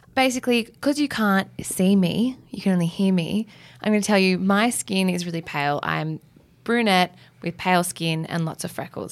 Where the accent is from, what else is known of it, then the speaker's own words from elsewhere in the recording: Australia; I'm an Australian girl and I've grown up here my whole life